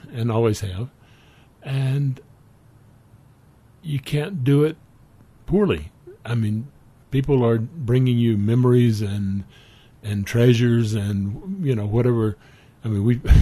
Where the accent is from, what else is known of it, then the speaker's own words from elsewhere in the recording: South Carolina, United States; moved away as an adult; also born or lived in Denver, Colorado; now in Carbondale, United States; I grew up in South Carolina